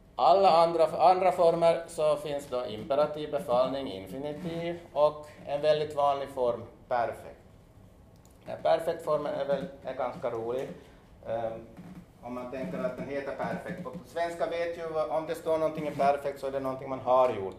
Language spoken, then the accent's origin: Swedish; Jeppo, Ostrobothnia, Finland; moved away; also born or lived in Hanko, Finland; jag är ju född i Jebo, men jag har- jag har levt också två år i Hangö